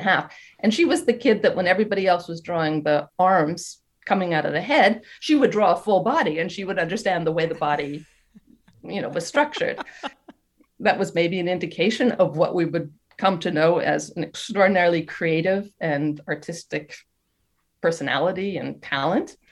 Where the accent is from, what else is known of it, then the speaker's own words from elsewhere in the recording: United States; moved away as an adult; now in France; I'm American. My husband's French, mm-hmm. but I've been living in France for 31 years now.